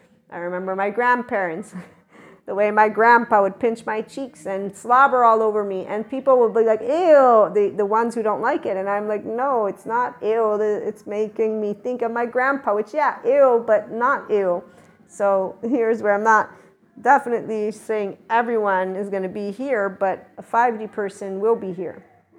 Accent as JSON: {"language": "English", "town": "Naples", "region": "Campania", "country": "Italy", "also_born_or_lived": "United States", "said": "I'm not only Neapolitan. I'm not only American. I'm not only Italian. In fact, I'm definitely a Southerner. And right here is where I claim my heart. It's a Neapolitan heart."}